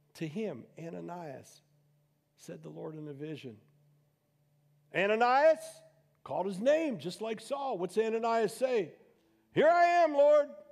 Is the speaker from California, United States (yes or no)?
no; Youngstown, Ohio, United States; also born or lived in Boardman, Ohio; I'm some Goomba from Youngstown